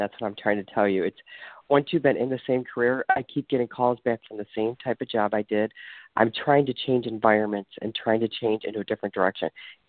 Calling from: Ohio, United States; I'm calling from Ohio.

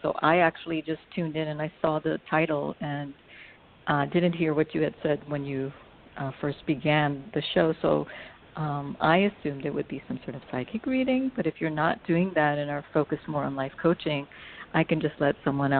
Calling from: California, United States; I'm calling from California.

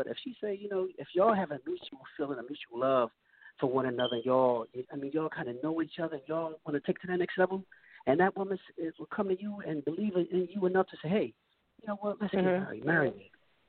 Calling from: New Castle, Delaware, United States; I'm calling from Newcastle, Delaware.

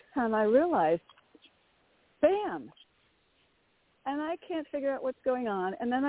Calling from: Connecticut, United States; … from Connecticut. Very grateful. Thank you.

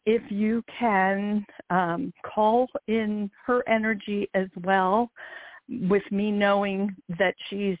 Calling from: Maryland, United States; I'm calling from Maryland.

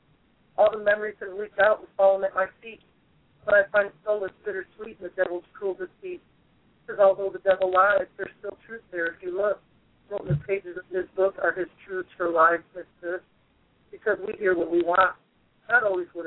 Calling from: Limestone, Tennessee, United States; I'm calling from Limestone, Tennessee.

